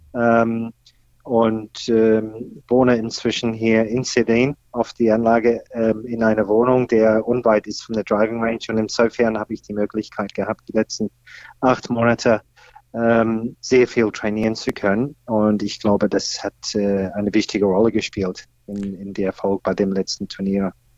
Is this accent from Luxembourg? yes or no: no; Australia; German is a second language; moved away as an adult; now in Berlin, Germany; ich komme ursprünglich aus Australien, da bin ich aufgewachsen